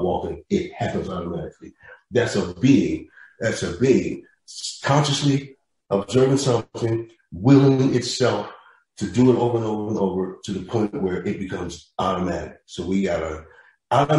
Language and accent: English; Kansas City, Missouri, United States; Then I grew up in Kansas City, Charlie Parker country, so to speak